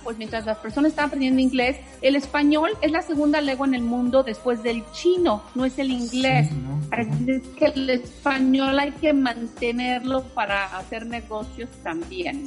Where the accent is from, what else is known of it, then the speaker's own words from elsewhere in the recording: Mexico; now in Orlando, United States; de México somos el grupo más grande